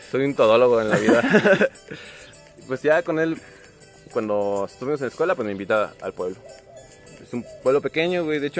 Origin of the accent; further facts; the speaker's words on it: Celaya, Guanajuato, Mexico; Yo soy el de Celaya, güey.